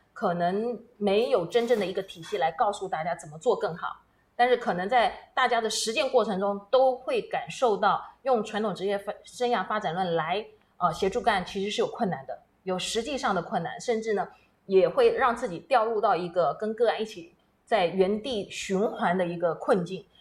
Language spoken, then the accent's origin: Chinese; Taiwan; also born or lived in United States; 我本身就被困在美国大半年，同时呢，飞回到我们台湾来